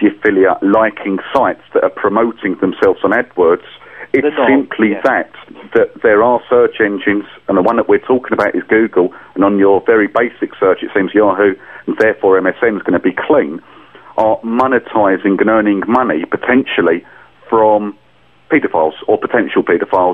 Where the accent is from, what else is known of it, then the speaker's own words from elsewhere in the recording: England, United Kingdom; as an English guy